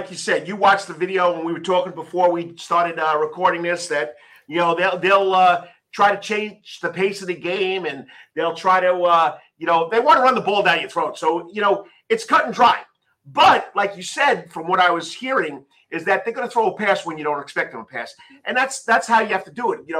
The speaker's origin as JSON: {"language": "English", "town": "Savannah", "region": "Georgia", "country": "United States", "said": "You could say I'm from Savannah."}